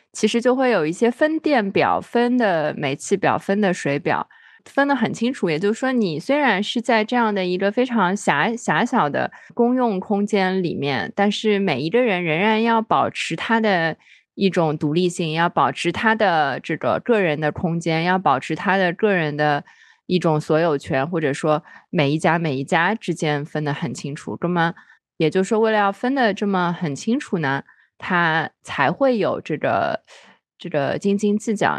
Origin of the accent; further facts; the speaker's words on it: Shanghai, China; moved away as an adult; now in Shenzhen, China; 我小时候是在虹口区长大的